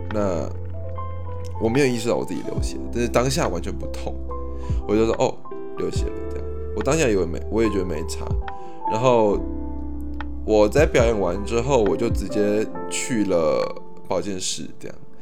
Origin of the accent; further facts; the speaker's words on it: Taipei, Taiwan; also born or lived in Kaohsiung; 我是图像图的台北小孩